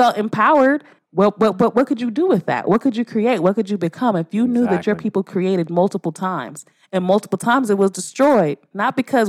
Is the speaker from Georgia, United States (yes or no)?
no; Los Angeles, California, United States; This shit happened in L.A. Yeah. And I'm from South Central my whole life.